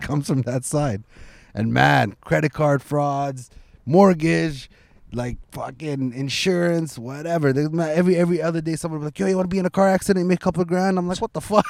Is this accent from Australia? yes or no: no; Scarborough, Ontario, Canada; English is a second language; I grew up in Scarborough